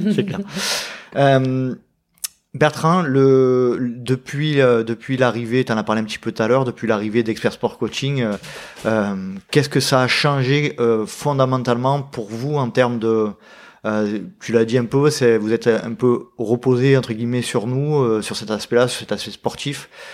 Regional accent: Aix-en-Provence, Provence-Alpes-Côte d'Azur, France; je suis breton d'origine, mais de mes parents. Moi, je suis né, je suis né ici, hein, je suis né à Aix-en-Provence

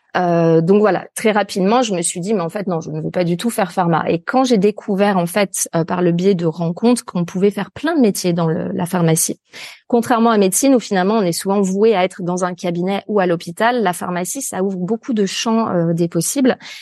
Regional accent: near Lyon, Auvergne-Rhône-Alpes, France; also born or lived in Paris; là où je suis actuellement, d'ailleurs, c'est en pleine nature, en fait, euh, à la campagne, alors proche d'une ville un peu plus grande euh, qui est euh, Lyon

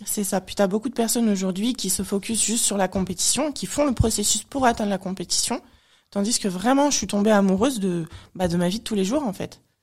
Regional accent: France; Je suis née en France

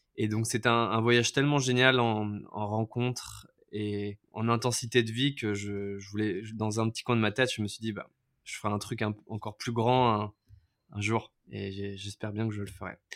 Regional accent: Levallois-Perret, Île-de-France, France; moved away as an adult; now in Vietnam; je suis né à Levallois-Perret en France et maintenant j'habite au Vietnam euh, ça va faire 7 euh, ans.

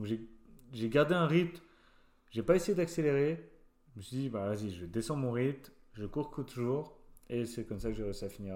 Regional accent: France; moved away as an adult; comme moi, j'avais 18 ans, je venais de France, de ma campagne

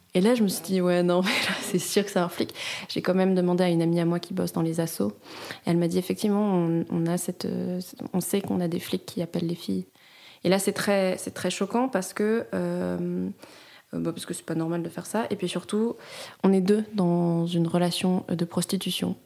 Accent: France; now in Switzerland; en tant que Française

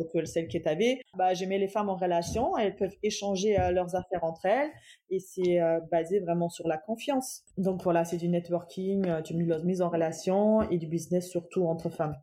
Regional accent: Cologne, North Rhine-Westphalia, Germany; French is a second language; moved away as an adult; also born or lived in Dortmund, Germany / Toulouse, France; now in Amiens, France; Je suis née en Allemagne, précisément à Cologne. J'ai grandi là-bas, j'ai fait mes études là-bas

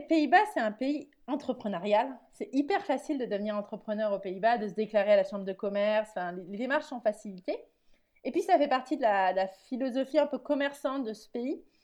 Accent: France; now in Netherlands; je suis française qui vit aux Pays-Bas

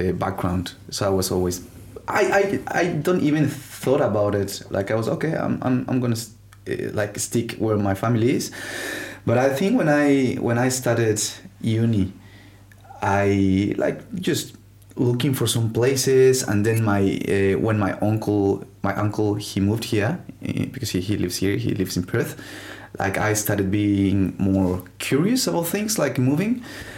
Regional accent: Mexico; moved away as an adult; now in Australia; I am 29 years old, and yeah, as you said, I am from Mexico, and I've been in Australia for 4 years and a half

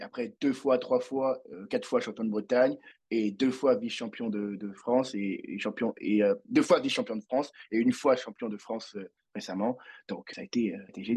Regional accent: Abidjan, Côte d’Ivoire; also born or lived in Paris; je viens de Côte d'Ivoire à Abidjan

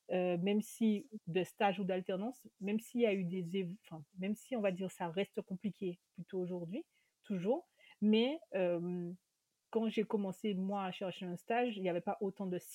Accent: Guadeloupe, France; sur l'ultramarin, sur l'antillais, si on veut réduire encore plus parce que je suis de Guadeloupe.

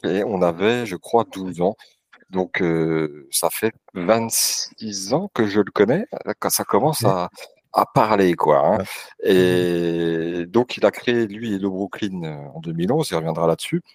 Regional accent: Vesoul, Bourgogne-Franche-Comté, France; now in Lyon, France; je viens de Vesoul

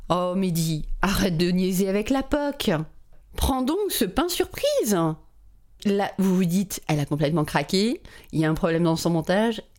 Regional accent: France; je suis française

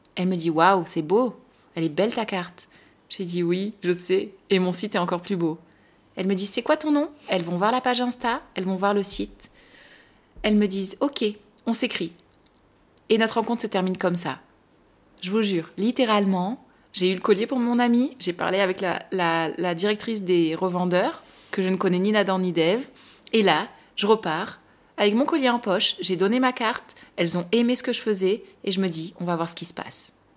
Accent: France; nous Français

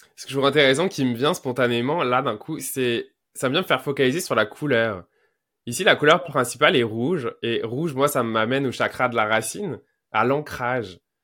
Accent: Quebec, Canada; je suis québécois. En tout cas, français au Québec, fait que je vais ent-, employer des mots québécois

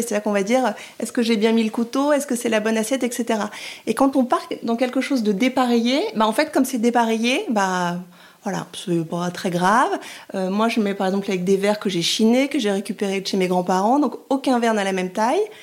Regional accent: France; also born or lived in Rome, Italy; Je suis française et j'ai eu la chance d'aller vivre en Italie pendant deux ans et demi

